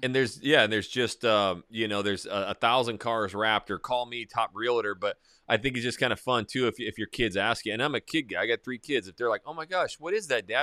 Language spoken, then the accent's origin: English; North Idaho, United States; growing up in North Idaho, small little town, logging mine, now it's blown up